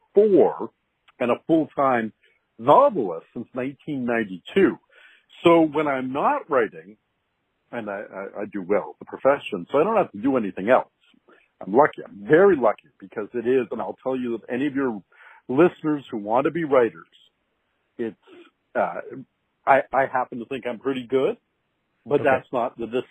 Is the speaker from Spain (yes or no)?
no; Canada; I'm a Canadian